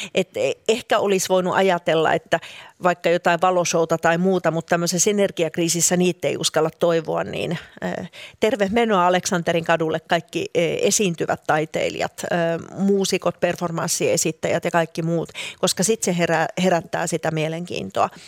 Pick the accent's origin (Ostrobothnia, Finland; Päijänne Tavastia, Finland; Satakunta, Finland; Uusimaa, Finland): Uusimaa, Finland; Helsinki; moved away as an adult; Minä olen syntynyt ja kasvanut Helsingissä, vaikkakin sitten oikeastaan koko aikuisisän ikäni on asunut muualla